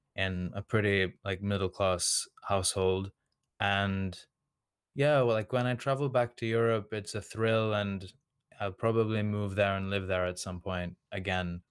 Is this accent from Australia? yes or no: yes; Australia; first language Serbian; English is a second language; I was just born and raised, um, here